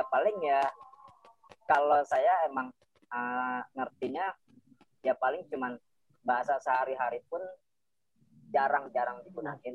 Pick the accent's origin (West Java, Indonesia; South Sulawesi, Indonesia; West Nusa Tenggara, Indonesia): West Nusa Tenggara, Indonesia; Bima; Lahir di sini, lahir dari dari lahir di sini udah. Cuman memang.